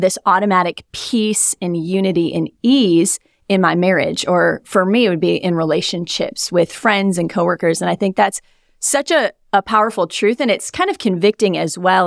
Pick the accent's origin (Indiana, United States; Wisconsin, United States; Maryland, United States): Wisconsin, United States; moved away as an adult; now in South Florida, United States; I'm from Wisconsin